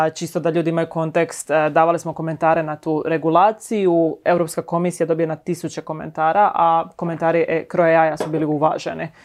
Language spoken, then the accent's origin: Croatian; Šibenik, Šibenik-Knin County, Croatia; moved away as an adult; now in Zagreb, Croatia; inače sam iz Šibenika, mhm. mislim da se to jako jasno čuje.